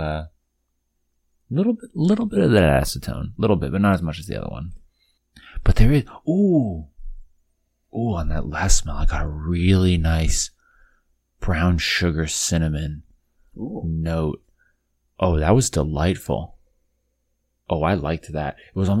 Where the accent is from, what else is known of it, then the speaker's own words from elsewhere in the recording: Midwest, United States; as a Midwesterner